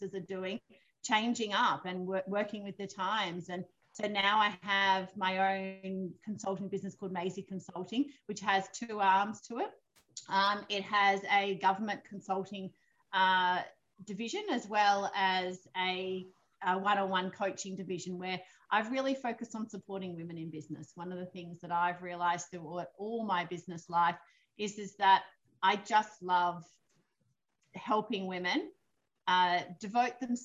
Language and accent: English; Victoria, Australia; moved away as an adult; now in Eden, Australia; I was brought up in Victoria, raised in Victoria obviously from a little girl